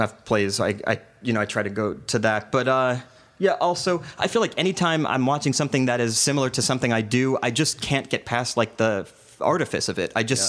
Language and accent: English; New York, United States; also born or lived in New Jersey; I grew up in New York and New Jersey.